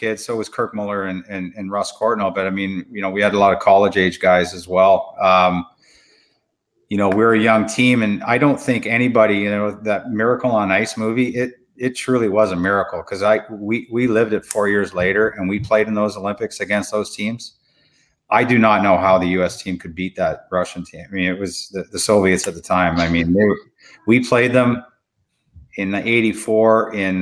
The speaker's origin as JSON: {"language": "English", "town": "Chatham", "region": "Ontario", "country": "Canada", "tie": "born or raised there", "said": "my growing up in Chatham, Ontario"}